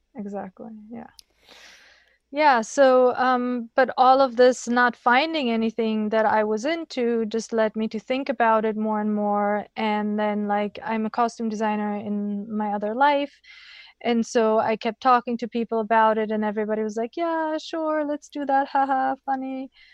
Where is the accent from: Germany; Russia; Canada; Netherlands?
Germany; I grew up in Germany